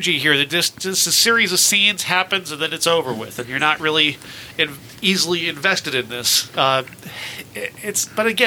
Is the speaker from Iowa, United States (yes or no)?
yes; Iowa, United States; I'm from Iowa